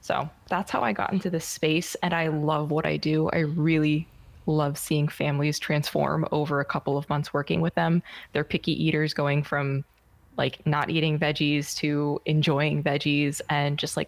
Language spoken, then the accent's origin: English; United States; now in Germany; I'm American. I just happen to live in Germany.